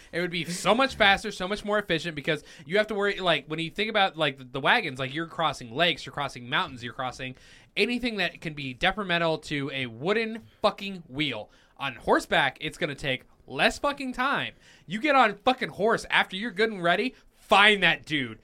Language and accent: English; Cheyenne, Wyoming, United States; I was born in Cheyenne, Wyoming